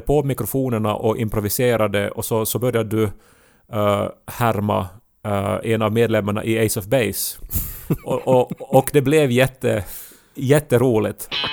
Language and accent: Swedish; Ostrobothnia, Finland; accent: Ostrobothnian dialect; jag har också österbottniska vänner som jag inte talar dialekt med.